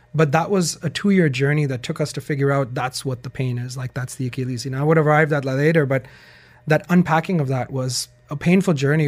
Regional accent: Pakistan; moved away as an adult; I'm from Pakistan

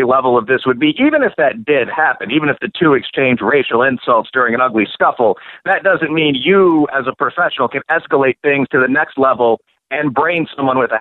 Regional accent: Chicago, Illinois, United States; moved away; I'm from Chicago and still have a good number of connections in the police, LEO, legal community there

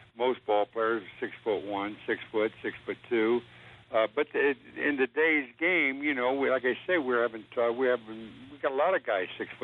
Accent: Columbus, Ohio, United States; In Columbus, Ohio.

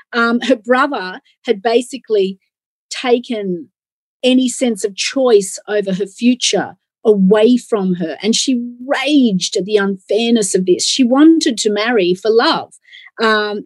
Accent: Australia; moved away as an adult; also born or lived in England; I am an Aussie and I've been an Aussie my whole life

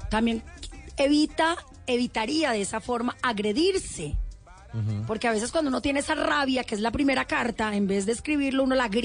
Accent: Cali, Valle del Cauca, Colombia; moved away as an adult; Cuando me vine de Cali, lo peor de todo es que me vine con dos maletas, que era lo que me cabía en el avión

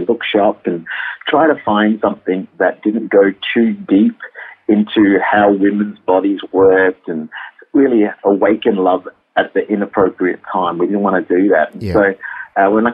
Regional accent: Malaysia; now in Perth, Australia; I am full Malaysian, Indian

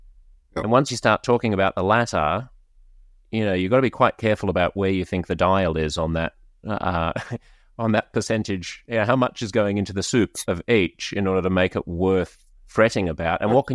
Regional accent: Australia; as an Australian

